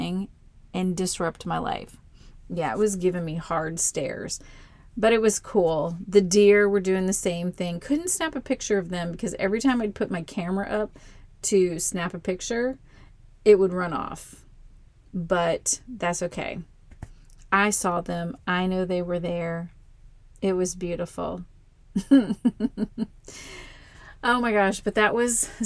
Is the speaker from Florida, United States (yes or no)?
yes; Florida, United States; moved away; I grew up in Florida